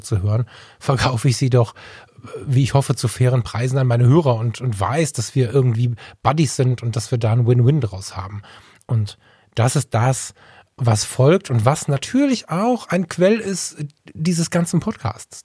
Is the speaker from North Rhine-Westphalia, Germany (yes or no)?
yes; Ratingen, North Rhine-Westphalia, Germany; hier bei uns in der Kommunalverwaltung in Ratingen landen. Das war die Idee meines Vaters, der war Kommunalpolitiker hier.